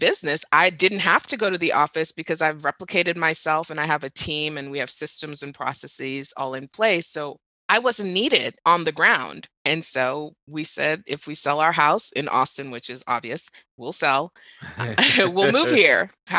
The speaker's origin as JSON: {"language": "English", "region": "Dubai", "country": "United Arab Emirates", "tie": "born or raised there", "also_born_or_lived": "Nigeria / Doha / Riyadh", "said": "So I grew up in the Middle East. I grew up in Dubai and Doha."}